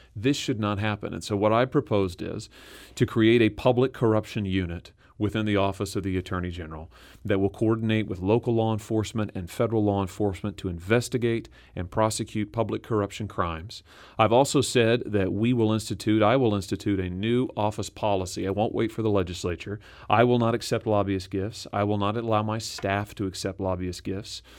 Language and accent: English; Lexington, Missouri, United States; I'm a Missouri boy. I grew up in Lexington, Missouri.